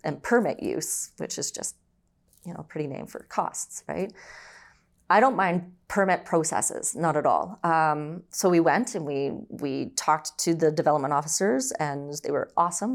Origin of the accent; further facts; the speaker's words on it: Brampton, Ontario, Canada; also born or lived in Orangeville, Ontario; I was born and raised in Ontario, so I was born in Orangeville, and then eventually we moved, um, to Brampton.